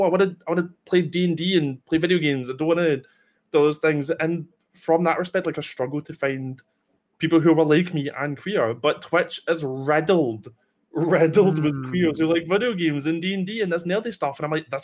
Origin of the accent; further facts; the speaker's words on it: Scotland, United Kingdom; I'm Scottish